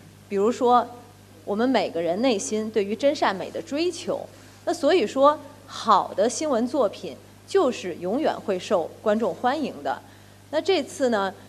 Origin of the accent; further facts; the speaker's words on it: China; 那种爱国的热情，作为一个中国人的自豪油然而生。